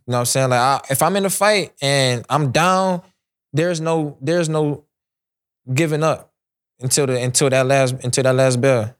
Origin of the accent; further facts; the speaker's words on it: Cleveland, Ohio, United States; my hometown, Cleveland, Ohio.